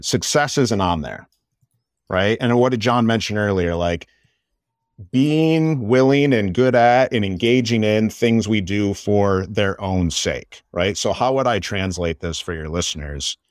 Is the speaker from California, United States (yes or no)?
no; Michigan, United States; I'm born and raised in Michigan